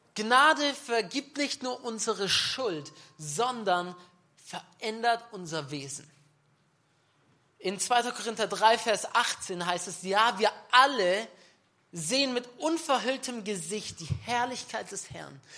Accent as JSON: {"language": "German", "town": "Nördlingen", "region": "Bavaria", "country": "Germany", "tie": "born or raised there", "said": "ich bin ein Nördling, okay, ja. Das ist auch noch Bayern. Wisst ihr, ich bin gebürtiger Schwabe. Aber ich lebe in Bayern seit 15 Jahren."}